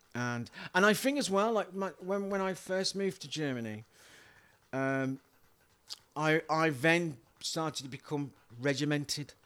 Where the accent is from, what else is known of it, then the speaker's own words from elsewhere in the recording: Wolverhampton, West Midlands, United Kingdom; accent: yam yam; moved away as an adult; now in Liverpool, United Kingdom; originally from Wolverhampton in the West Midlands.